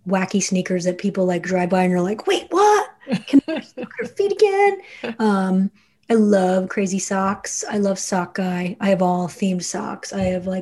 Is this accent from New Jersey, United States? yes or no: yes; New Jersey, United States; I'm from Jersey